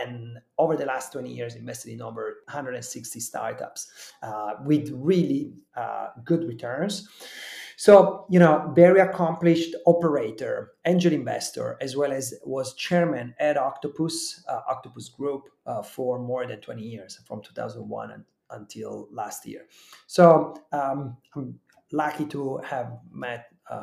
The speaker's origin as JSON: {"language": "English", "country": "Italy", "also_born_or_lived": "California, United States / Switzerland", "accent": "Italian", "second_language": "English", "moved": "as an adult", "lives_now": "London, United Kingdom", "said": "I'm Italian, as you can tell from my name and accent. And I studied engineering in Italy and left as a fresh grad to go to California"}